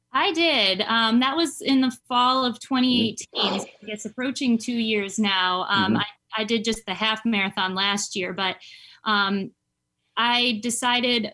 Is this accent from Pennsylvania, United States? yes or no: no; Syracuse, New York, United States; moved away as an adult; also born or lived in Rochester, New York; now in Charlotte, United States; I'm from Syracuse, New York, originally, and um, I was born and raised there